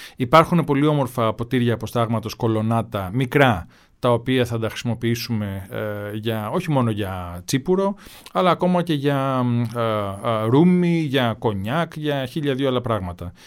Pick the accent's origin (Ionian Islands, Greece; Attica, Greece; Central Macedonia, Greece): Ionian Islands, Greece; Kefalonia